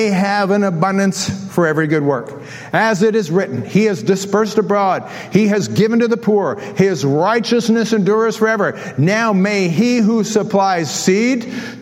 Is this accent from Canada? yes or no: yes; Canada; I'm from Canada